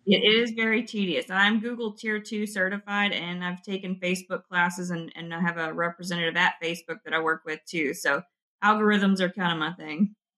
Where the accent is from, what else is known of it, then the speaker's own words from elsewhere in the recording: West Kentucky, United States; I'm from West Kentucky where we have the lakes, and every winter it was kind of the the seniors' thing to go jump in the ice water